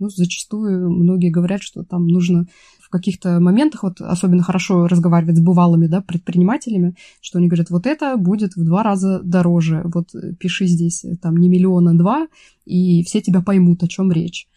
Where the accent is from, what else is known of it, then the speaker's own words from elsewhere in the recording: Russian Far East, Russia; на Дальнем Востоке, откуда я родом